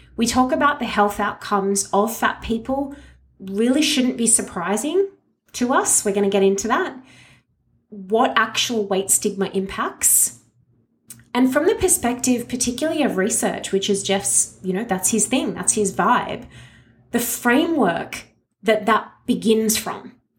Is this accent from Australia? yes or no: yes; Australia; me as an Australian